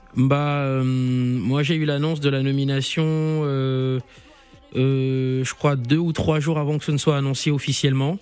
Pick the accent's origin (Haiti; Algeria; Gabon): Gabon; Libreville, Estuaire; now in Paris, France; je suis né à Libreville, j'ai grandi à Bellevue, un petit quartier de Libreville, 3 arrondissement